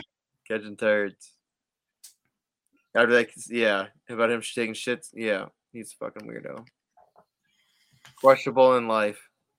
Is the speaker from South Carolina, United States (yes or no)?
yes; South Carolina, United States; now in Minnesota, United States; I'm from South Carolina